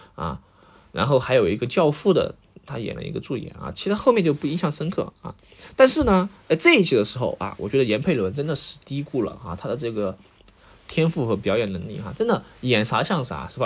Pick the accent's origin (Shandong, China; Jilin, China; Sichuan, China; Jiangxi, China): Sichuan, China; 作为一个四川人，我是能够听出来的